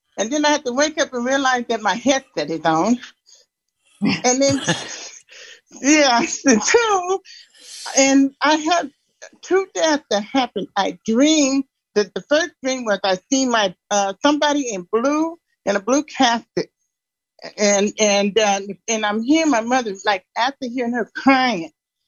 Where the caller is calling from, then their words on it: Denver, Colorado, United States; I'm from Denver.